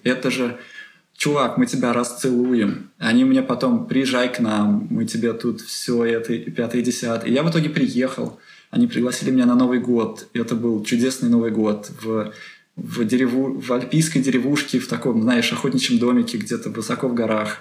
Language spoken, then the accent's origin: Russian; Penza, Penza Oblast, Russia; moved away as an adult; now in Delft, Netherlands; я из Пензы, э, это не очень большой город